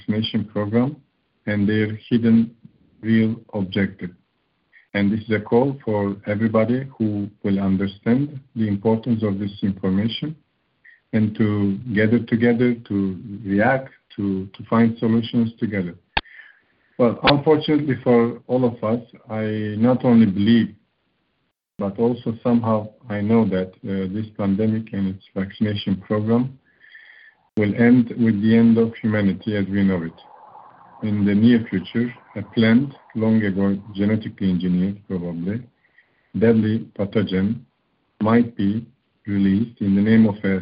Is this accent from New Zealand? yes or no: no; Turkey; now in Romania; I was born in Turkey, right now living in Romania for over 25 years